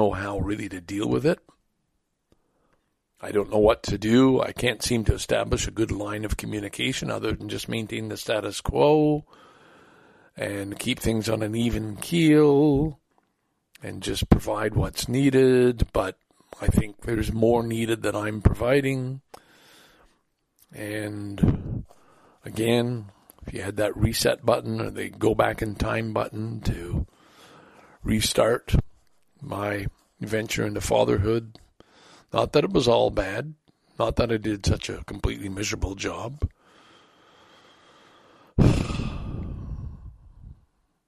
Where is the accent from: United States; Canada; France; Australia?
Canada; we're Canadian